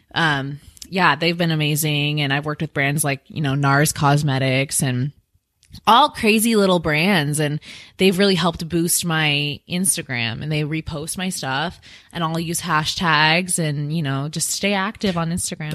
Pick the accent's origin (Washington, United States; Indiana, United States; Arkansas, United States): Washington, United States; now in Phoenix, United States; I'm from Washington State